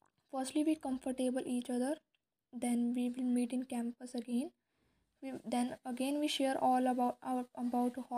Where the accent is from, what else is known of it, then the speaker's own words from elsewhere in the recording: Rudrapur, Uttarakhand, India; moved away as an adult; now in Dehradun, India; I am originally based from Rudrapur, Uttarakhand